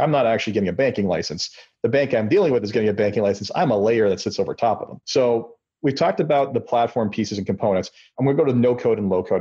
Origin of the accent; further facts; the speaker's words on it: Canada; being Canadian